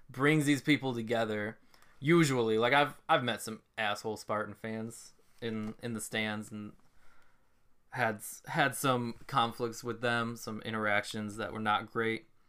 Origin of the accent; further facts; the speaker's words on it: Ann Arbor, Michigan, United States; I grew up in Ann Arbor